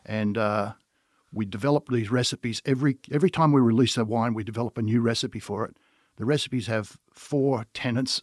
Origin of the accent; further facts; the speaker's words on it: Australia; accent: Australian; moved away as an adult; now in United States; as you can tell by my accent, I am Australian, and I come from an Australian winemaking family